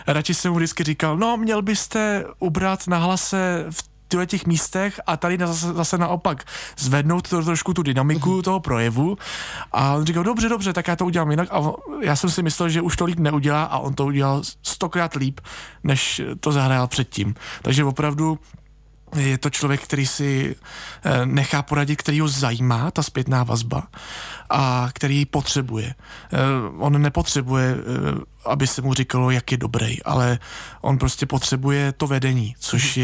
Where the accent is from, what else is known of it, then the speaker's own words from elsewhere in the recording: a small village near Plzeň, Plzeň Region, Czechia; Já pocházím z malé vesnice nedaleko Plzně